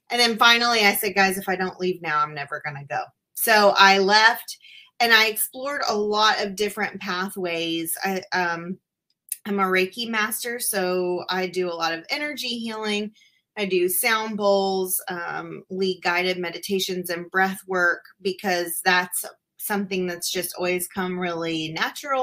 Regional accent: Tennessee, United States; also born or lived in Appalachia, Tennessee / Memphis, Tennessee / Franklin, Tennessee; I'm from Tennessee, and I have lived here my whole life, but I've lived all across the state, from the mountains in Appalachia to Memphis

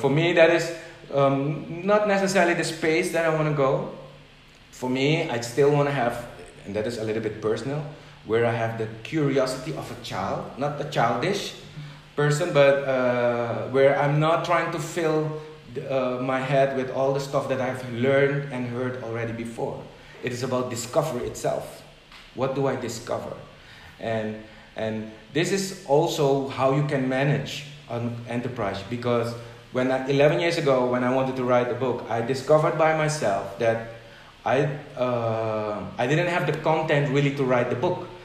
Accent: Netherlands; moved away; So I came from the Netherlands to an event here.

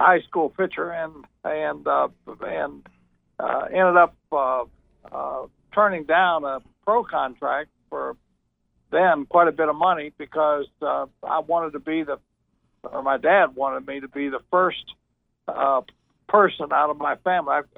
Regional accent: Ashland, Kentucky, United States; growing up in Ashland

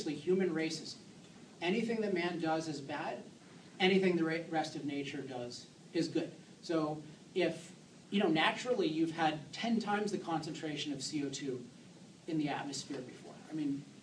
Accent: East Coast, United States; now in Southern California, United States; I was born on the East Coast

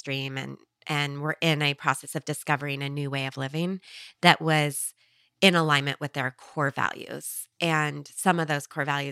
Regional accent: Eugene, Oregon, United States; moved away as an adult; also born or lived in Taos, New Mexico / Los Angeles; I was born in Taos, New Mexico, and I grew up in Eugene, Oregon, which isn't too far from Portland

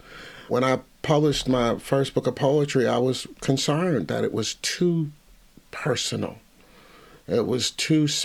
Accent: Cincinnati, Ohio, United States; I'm from the Midwest

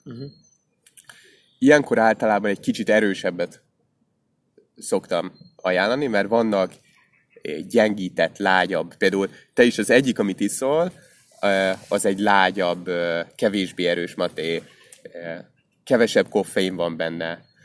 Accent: Hungary; magyarok vagyunk

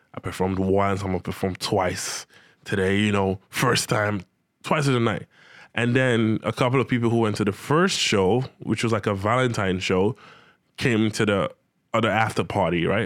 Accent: Nigeria; moved away as an adult; also born or lived in Benin City, Nigeria; now in Ontario, Canada; I was still back in Nigeria, my home country

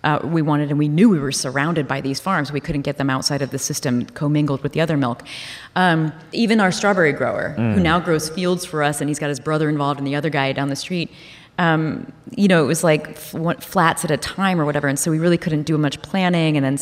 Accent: Columbus, Ohio, United States; I'm from Columbus, Ohio

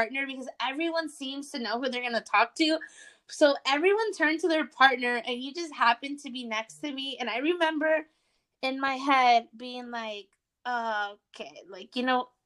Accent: Austin, Texas, United States; I'm from Austin

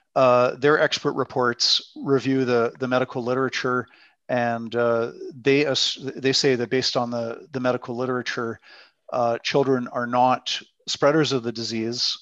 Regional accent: British Columbia, Canada; also born or lived in Netherlands / Quebec City; now in Alberta, Canada; I grew up in British Columbia.

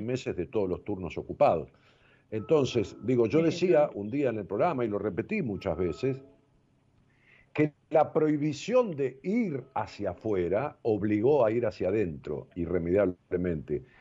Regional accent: Argentina

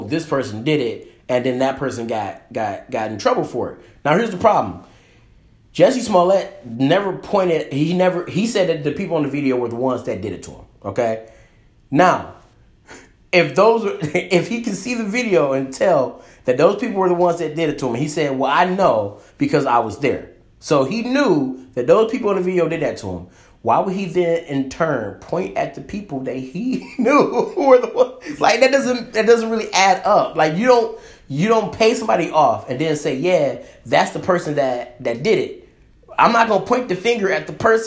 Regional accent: Detroit, Michigan, United States; we grew up in Detroit

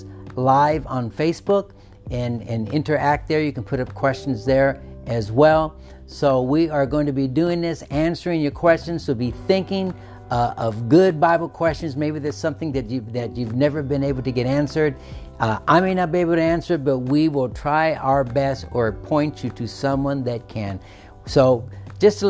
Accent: United States; we as American Christians

